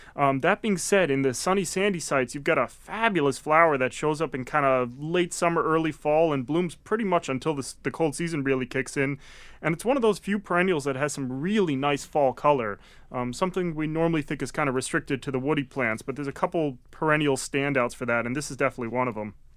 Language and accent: English; Connecticut, United States; also born or lived in Maine; now in Massachusetts, United States; came down from Maine, um, having actually originally grew up in Connecticut